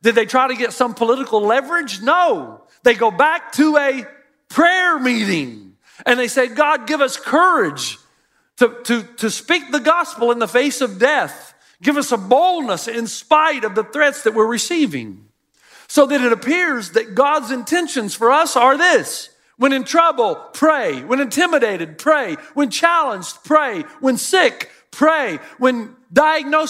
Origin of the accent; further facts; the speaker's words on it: Elizabethton, Tennessee, United States; This is the house I grew up in Elizabethton, Tennessee